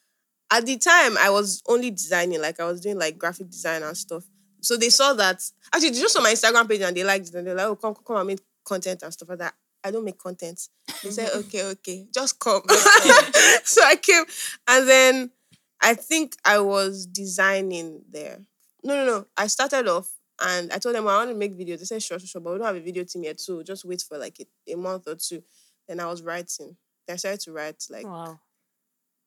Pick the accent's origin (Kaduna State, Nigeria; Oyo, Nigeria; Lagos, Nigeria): Oyo, Nigeria; Ibadan; growing up in Ibadan was kind of different for me